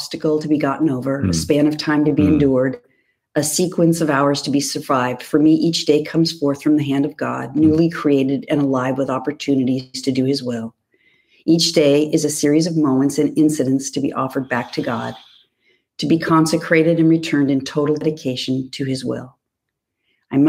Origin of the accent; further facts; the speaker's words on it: Whittier, California, United States; where I grew up in Whittier